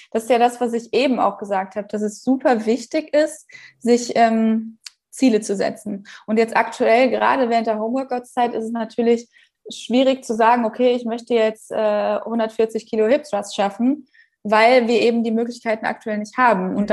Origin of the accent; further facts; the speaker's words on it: Bavaria, Germany; weil ich komme ja aus der Nähe von München